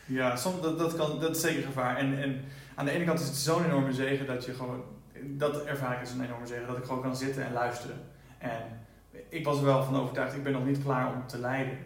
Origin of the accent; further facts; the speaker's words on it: Netherlands; now in United States; als Nederlander